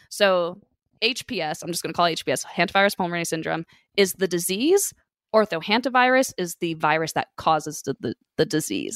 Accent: California, United States; living and, you know, growing up in California

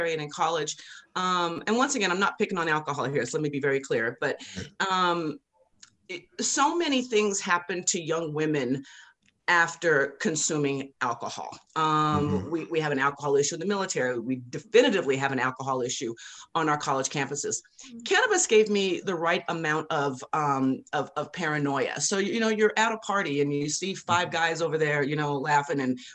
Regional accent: Colorado, United States; growing up in Colorado

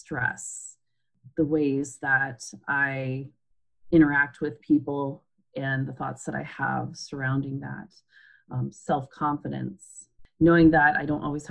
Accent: Alaska, United States; moved away as an adult; also born or lived in Pennsylvania / Minnesota; moved back to my home state of Alaska, where I was born and raised

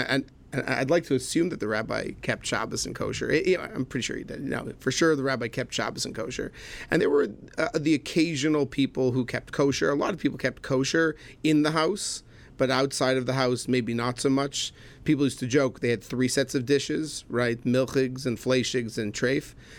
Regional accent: Laval, Quebec, Canada; moved away as an adult; also born or lived in Manhattan, New York; I was born in Montreal, Canada. Truthfully, a, uh, a little island north of Montreal, Laval, but most people just call it Montreal. So born in Montreal, Canada, raised there

